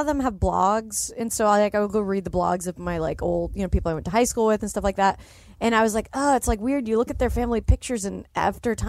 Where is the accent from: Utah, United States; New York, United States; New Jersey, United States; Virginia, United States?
Utah, United States; Salt Lake City; I grew up in Salt Lake